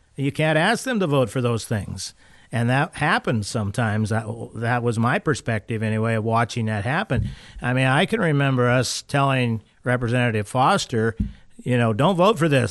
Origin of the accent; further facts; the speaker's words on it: Valdez, Alaska, United States; I'm from Valdez